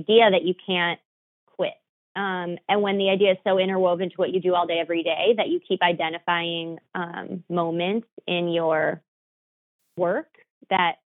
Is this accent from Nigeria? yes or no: no; Huntington Woods, Michigan, United States; moved away as an adult; now in New York, United States; I grew up in like a very magical, like very Pleasantville-esque type place. My town is called Huntington Woods